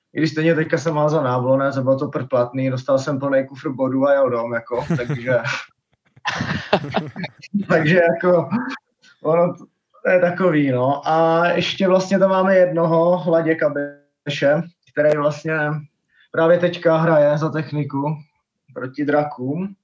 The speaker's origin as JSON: {"language": "Czech", "town": "Blansko", "region": "South Moravian Region", "country": "Czechia", "tie": "born or raised there", "also_born_or_lived": "United States", "said": "hraju tady vlastně celou dobu v Blánsku, celý život, kromě pár sezon v Americe"}